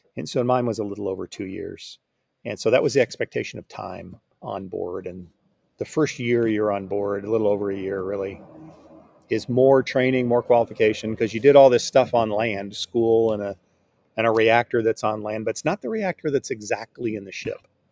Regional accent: Rancho Cucamonga, California, United States; moved away as an adult; also born or lived in Hawaii / Virginia; now in North Texas, United States; I grew up in Alta Loma really my, my whole life until I left for college

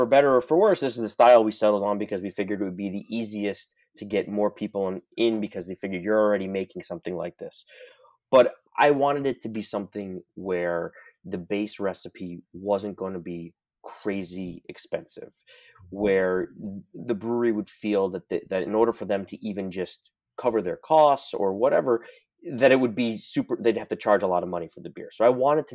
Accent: New York City, New York, United States; I'm born and raised in New York City

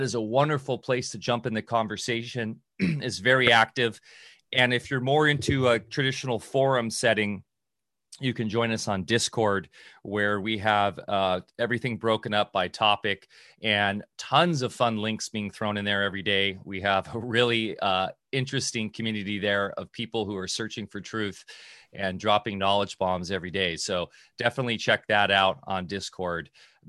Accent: Orange County, California, United States; also born or lived in Redondo Beach; That's where I grew up, in Orange County.

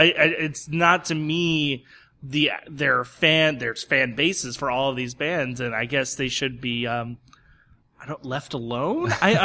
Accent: Lafayette, Louisiana, United States; I was growing up a Southern Bayou boy, growing up in Lafayette, having to travel through Terrebonne Parish a lot

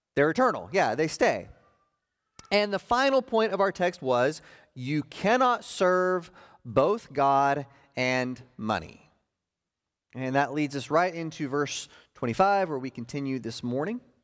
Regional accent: Oklahoma, United States; I grew up in Oklahoma

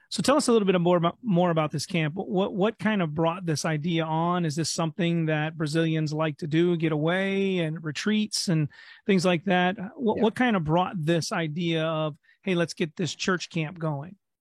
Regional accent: Ohio, United States; also born or lived in New York / Kentucky; I grew up here in Ohio

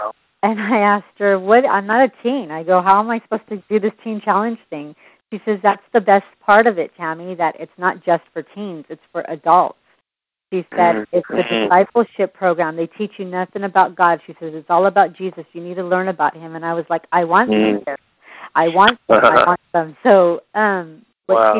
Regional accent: San Jose, California, United States; also born or lived in Los Angeles; now in Fresno, United States; I'm originally from San Jose. Actually, I was born in Los Angeles, brought out to San Jose at the age of 5. I left San Jose about 8-9 years ago

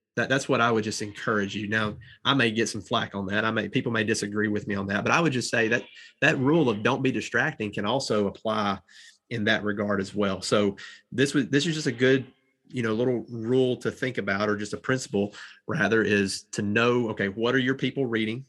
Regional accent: the South, United States; accent: Southern drawl; I'm from the South and I've got a little bit of a draw

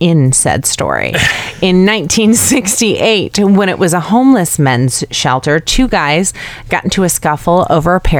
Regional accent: Chicago, Illinois, United States; my hometown, to my kind of town, Chicago

